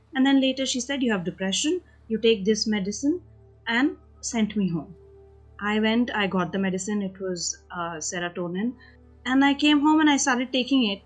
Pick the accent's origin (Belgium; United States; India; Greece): India; also born or lived in United Kingdom; I am from India